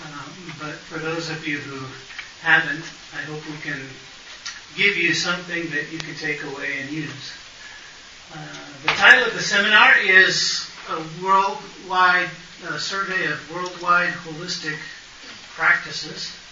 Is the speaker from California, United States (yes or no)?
yes; Hollywood, California, United States; born there; moved away; I was born in Hollywood, California. Didn't last there very long.